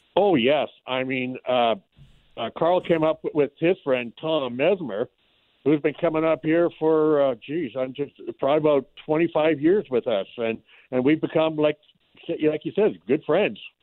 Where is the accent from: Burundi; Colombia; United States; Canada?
Canada; about 200 miles north of Emo, northwestern Ontario; now in Emo, Canada; we actually uh, were up uh, probably about 200 miles north of where we got our water lodge